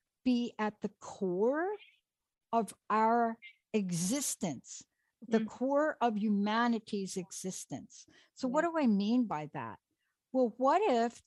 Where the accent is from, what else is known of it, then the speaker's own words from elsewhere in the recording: New York City, New York, United States; I grew up in New York on the in the Bronx.